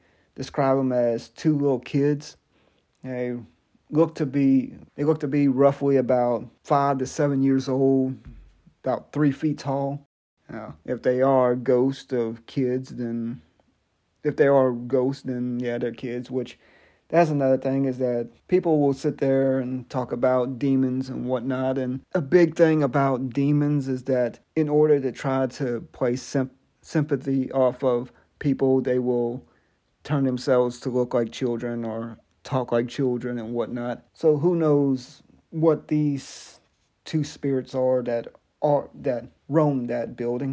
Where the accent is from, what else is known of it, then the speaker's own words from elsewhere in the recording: Biloxi, Mississippi, United States; moved away; I was born in a town in Mississippi called Biloxi